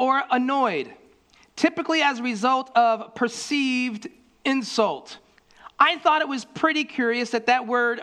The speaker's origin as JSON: {"language": "English", "region": "Florida", "country": "United States", "tie": "born or raised there", "said": "I grew up in Florida"}